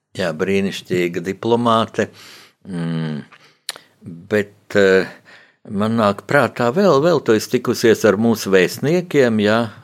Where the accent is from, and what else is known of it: Latvia